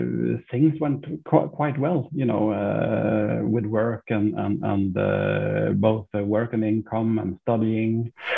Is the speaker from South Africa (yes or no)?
no; Sweden; also born or lived in Finland / Norway / Switzerland / Dubai; I've got a little bit of a mixed background. My mother is Norwegian. My father is British. I was born in Finland. I grew up in Sweden.